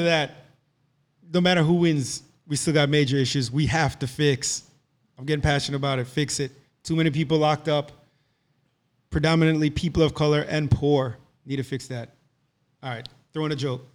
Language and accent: English; Jamaica; moved away; also born or lived in Boca Raton, Florida; So our, our school experiences there were, were different, right? So we're coming from Jamaica